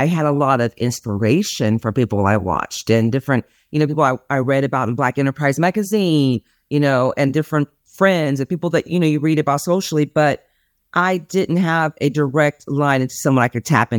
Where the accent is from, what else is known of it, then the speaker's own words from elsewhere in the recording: California, United States; now in Dallas, United States; Yes, I'm from California. I live in Dallas, Texas now.